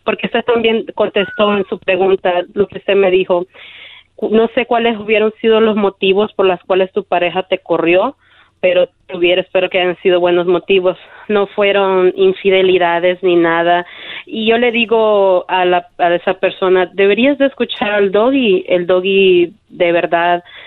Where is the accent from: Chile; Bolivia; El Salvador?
El Salvador; Yo soy de El Salvador